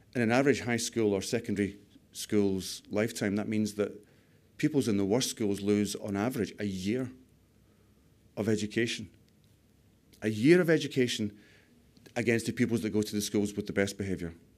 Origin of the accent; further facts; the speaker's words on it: United Kingdom; We're too British